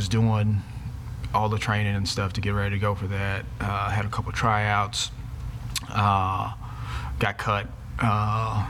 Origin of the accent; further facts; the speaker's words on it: Houston, Texas, United States; We grew up in Shepherd Park Terrace before Tidwell was a 4-lane road there